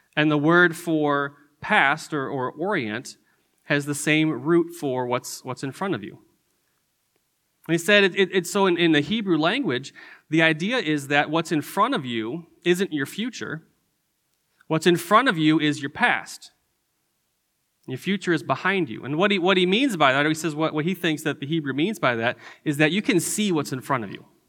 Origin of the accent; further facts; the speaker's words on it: Detroit, Michigan, United States; moved away as an adult; also born or lived in Chicago / Indiana / Albuquerque; now in Texas, United States; I grew up in Michigan. Uh, I grew up in the Detroit area